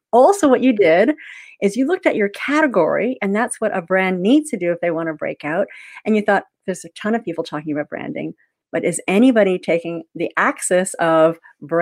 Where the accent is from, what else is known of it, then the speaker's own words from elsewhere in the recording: Canada; moved away as an adult; now in Melbourne, Australia; I'm Canadian